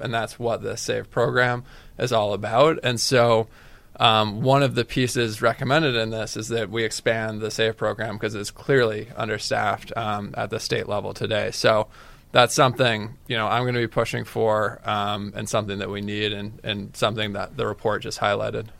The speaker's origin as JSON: {"language": "English", "town": "Falmouth", "region": "Massachusetts", "country": "United States", "tie": "born or raised there", "said": "I'm from Falmouth."}